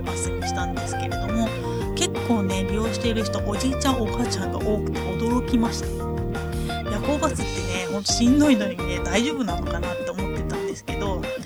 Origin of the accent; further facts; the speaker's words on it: Ehime, Japan; moved away as an adult; now in Tokyo, Japan; 愛媛に帰省した